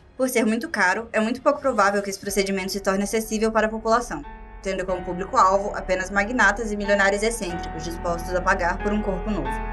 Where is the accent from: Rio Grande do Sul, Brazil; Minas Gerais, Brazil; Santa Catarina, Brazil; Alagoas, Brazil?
Rio Grande do Sul, Brazil; eu sou do Rio Grande do Sul